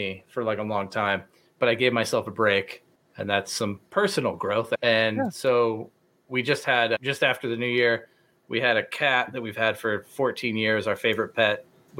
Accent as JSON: {"language": "English", "town": "Indianapolis", "region": "Indiana", "country": "United States", "tie": "born or raised there", "also_born_or_lived": "Phoenix", "moved": "as an adult", "said": "I was a featured writer at this event we had at the library in Indianapolis, and it felt nice. It's my hometown."}